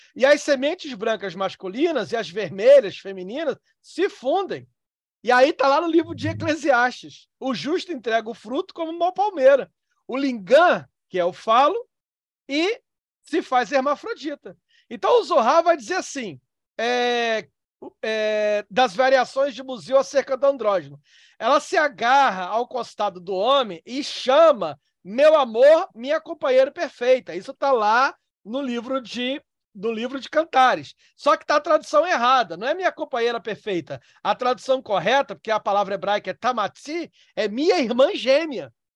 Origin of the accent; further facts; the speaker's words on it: Northeast Region, Brazil; Eu sou nordestino. Lá no Nordeste, eu, onde eu fui criado